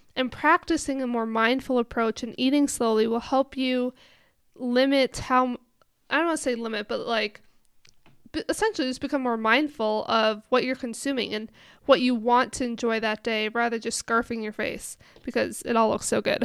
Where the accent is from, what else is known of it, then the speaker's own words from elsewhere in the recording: Minnesota, United States; moved away; I'm from Minnesota